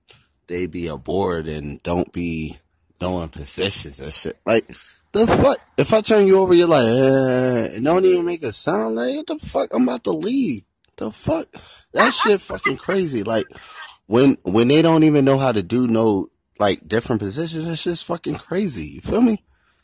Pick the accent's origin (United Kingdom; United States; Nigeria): Nigeria; I'm Nigerian, so I already know.